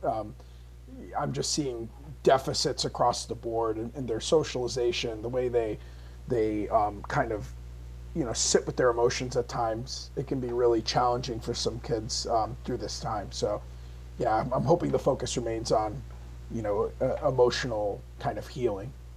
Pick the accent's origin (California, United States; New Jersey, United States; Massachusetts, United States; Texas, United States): Massachusetts, United States; Holyoke; also born or lived in Palmer, Massachusetts; I was moved from Holyoke to Palmer